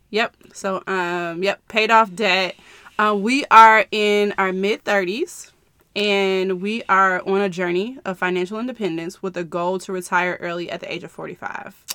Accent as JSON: {"language": "English", "town": "Chicago", "region": "Illinois", "country": "United States", "said": "I am from the Chicagoland area"}